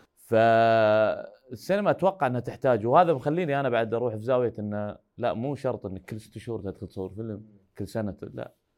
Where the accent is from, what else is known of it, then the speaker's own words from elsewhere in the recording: Saudi Arabia; احنا من السعوديه جايين